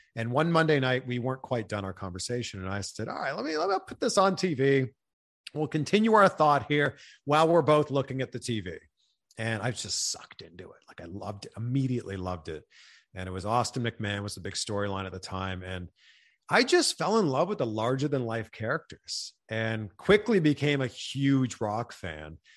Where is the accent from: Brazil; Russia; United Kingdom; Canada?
Canada; Pickering, Ontario; my hometown of Pickering, Ontario